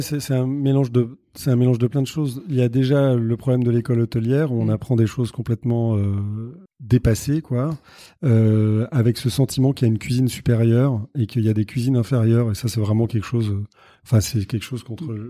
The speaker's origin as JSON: {"language": "French", "town": "Paris", "region": "Île-de-France", "country": "France", "tie": "born or raised there", "said": "j'ai grandi à Paris"}